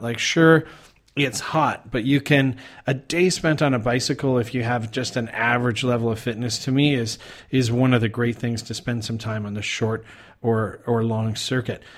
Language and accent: English; Calgary, Alberta, Canada; moved away as an adult; now in Thailand; I'm originally from Calgary, Canada